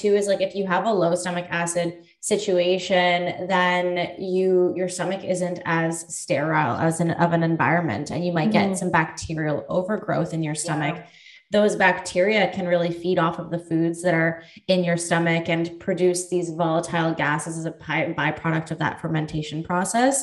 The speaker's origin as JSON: {"language": "English", "region": "Northern Ontario", "country": "Canada", "said": "it's the Northern Ontario in me."}